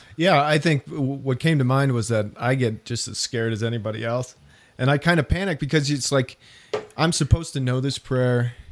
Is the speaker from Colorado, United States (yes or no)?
yes; Denver, Colorado, United States; I was from Denver